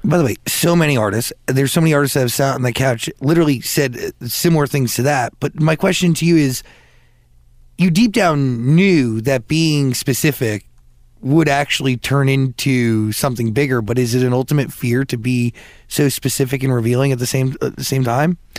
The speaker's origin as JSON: {"language": "English", "region": "New Jersey", "country": "United States", "said": "I am from New Jersey"}